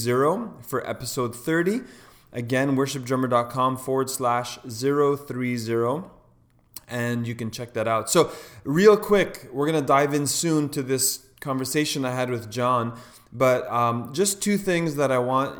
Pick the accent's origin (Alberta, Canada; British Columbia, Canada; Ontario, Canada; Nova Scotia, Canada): Ontario, Canada; Toronto; a fellow Canadian. I'm from Toronto